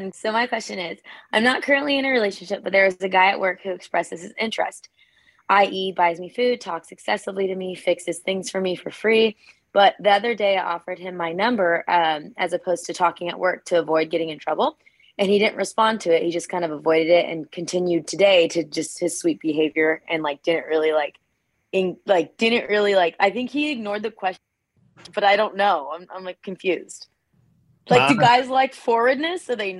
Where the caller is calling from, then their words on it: Orange County, California, United States; I'm calling from Orange County, California.